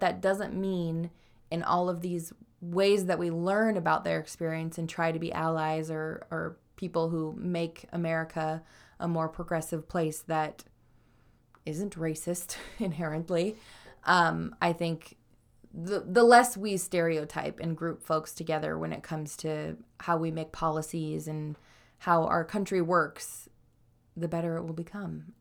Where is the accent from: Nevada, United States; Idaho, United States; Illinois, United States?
Idaho, United States; moved away; I was raised in Idaho